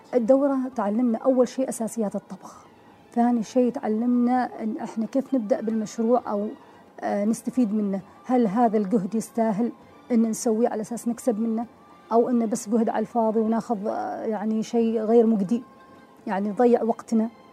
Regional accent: Oman; افتح المطعم في عمان نعم. بلدي

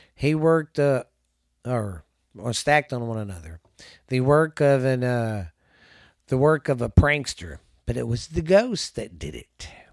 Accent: the South, United States; also born or lived in Mineral Wells, Texas; I'm from the South

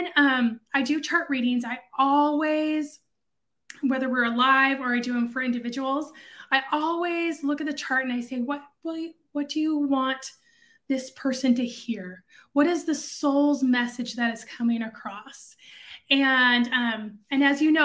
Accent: West Coast, United States; also born or lived in central US; now in Dallas, United States; I'm from the West Coast

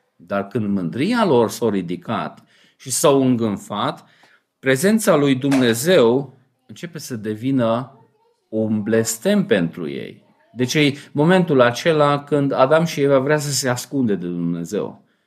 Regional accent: Romania

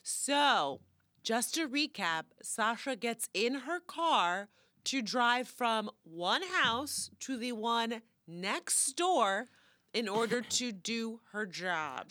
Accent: Florida, United States; moved away; I love my hometown

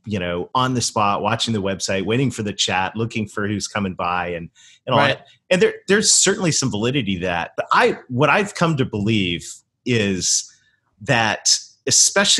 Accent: Canada; moved away; I actually was born and raised in Canada

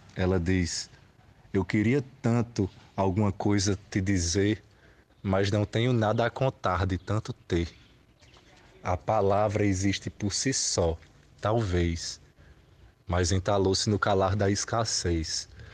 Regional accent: town on the Piancó River, Paraíba, Brazil; o Rio Piancó, que cruza minha cidade natal

